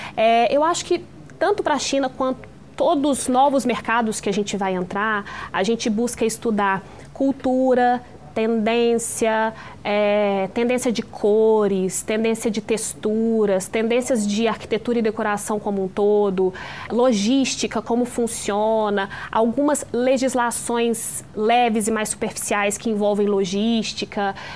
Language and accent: Portuguese; interior of Minas Gerais, Brazil; a gente é do interior de Minas